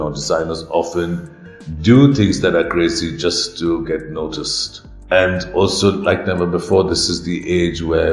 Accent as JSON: {"language": "English", "country": "India"}